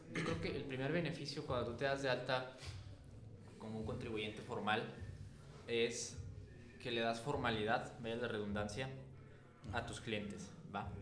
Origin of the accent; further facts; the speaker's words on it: Mexico; nuestro país